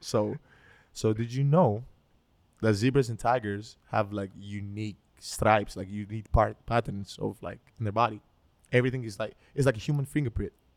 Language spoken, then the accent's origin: English; Athens, Attica, Greece; English is a second language; moved away; I grew up in Greece, so I was born and raised in Greece